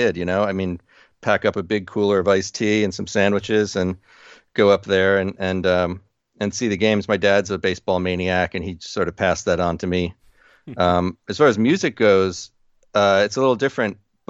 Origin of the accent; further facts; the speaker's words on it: New Jersey, United States; Growing up in New Jersey, the company that my father worked for, he was a salesman for a like truck body company